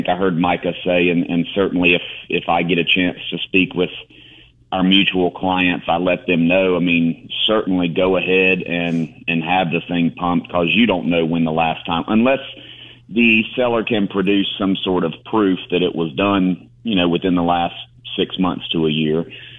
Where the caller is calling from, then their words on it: Boiling Springs, South Carolina, United States; I am actually in Boiling Springs, South Carolina this morning.